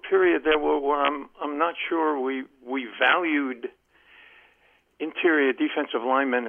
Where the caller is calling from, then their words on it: Columbia, Maryland, United States; Len from Columbia, Maryland.